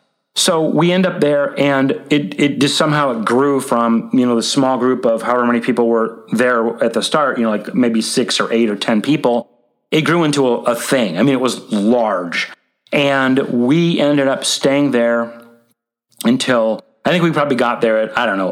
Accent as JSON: {"language": "English", "town": "Indianapolis", "region": "Indiana", "country": "United States", "tie": "born or raised there", "said": "I grew up in Indianapolis, as I already mentioned."}